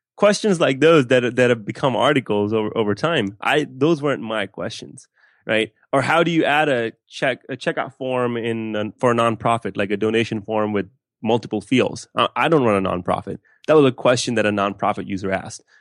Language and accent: English; West Palm Beach, Florida, United States; also born or lived in Pakistan / Gainesville, Florida; I grew up in West Palm Beach, Florida